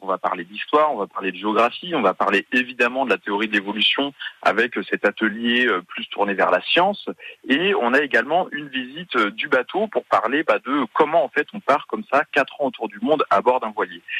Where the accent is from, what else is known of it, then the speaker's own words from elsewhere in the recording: Brittany, France; je suis breton moi-même